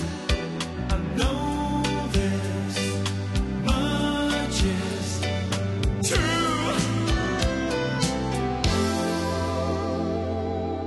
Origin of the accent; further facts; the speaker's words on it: London, United Kingdom; as a Londoner